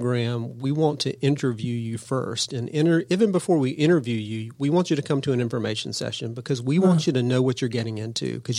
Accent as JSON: {"language": "English", "area": "Cobb County", "region": "Georgia", "country": "United States", "tie": "born or raised there", "said": "I was born and raised in Cobb County. I'm a Cobb guy"}